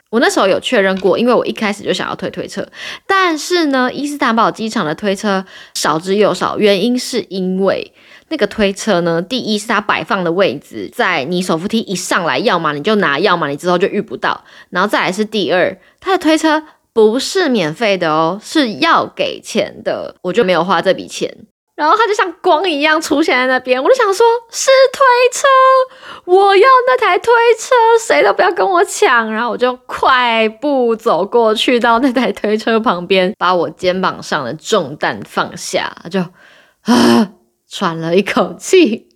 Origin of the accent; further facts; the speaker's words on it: Taiwan; 我就跟他说，“台湾。”